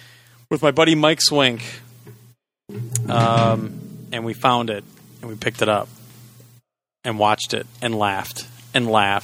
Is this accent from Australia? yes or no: no; Canada; I don't like it. I'm Canadian.